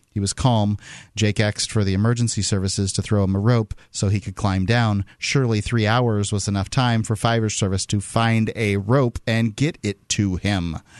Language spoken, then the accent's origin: English; Gulf Coast of Florida, United States; I'm from the Gulf Coast coast to Florida